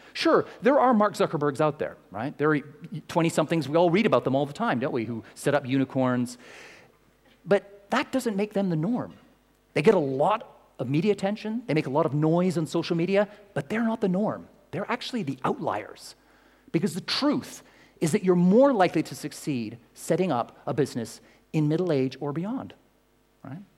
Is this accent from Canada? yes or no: yes; Canada; now in London, United Kingdom; I'm Canadian